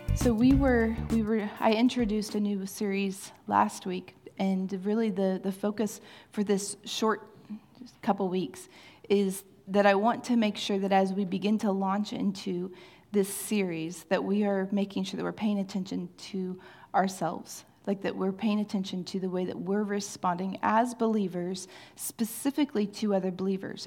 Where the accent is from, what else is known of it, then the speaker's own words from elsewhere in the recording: Kansas City, Missouri, United States; I am from Kansas City